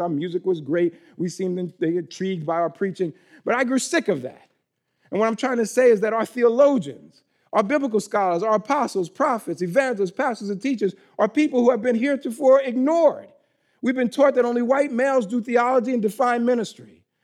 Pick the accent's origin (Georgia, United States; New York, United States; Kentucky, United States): New York, United States; moved away; I'm from New York originally